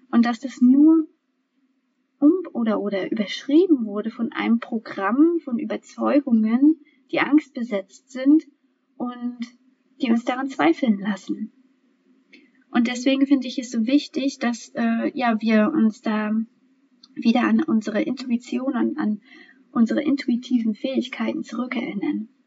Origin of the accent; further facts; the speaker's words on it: Germany; born there; Und bei uns hier in, in der DDR, e, also ich bin ja in der DDR e noch geboren